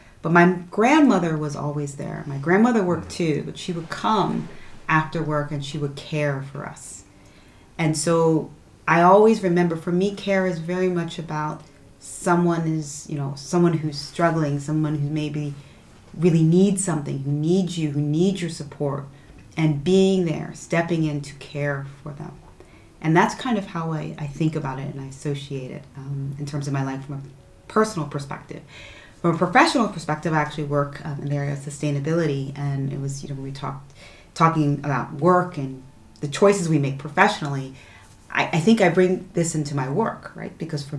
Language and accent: English; New Jersey, United States; now in France; My story, I'm originally from the United States, from New Jersey. I'm very much a Jersey girl in every sense of the word.